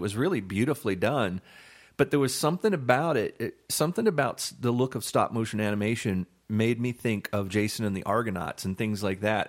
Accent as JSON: {"language": "English", "region": "Florida", "country": "United States", "tie": "born or raised there", "said": "I grew up in Florida"}